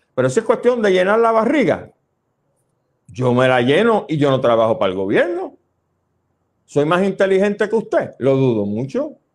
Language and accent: Spanish; Puerto Rico